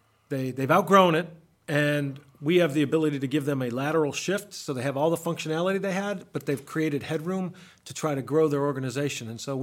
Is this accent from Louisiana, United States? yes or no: no; Buffalo, New York, United States; You know, I played, so for me growing up in Buffalo, there were four sports.